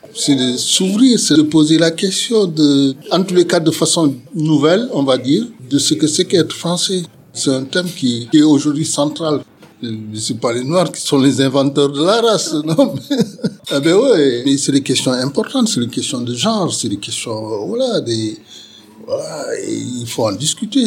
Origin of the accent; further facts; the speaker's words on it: Senegal; moved away as an adult; now in Bordeaux, France; je suis originaire du Sénégal. Je suis arrivé à Bordeaux euh, en 1974.